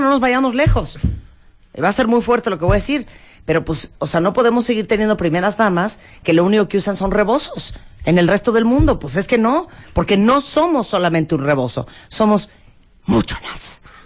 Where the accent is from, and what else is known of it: Mexico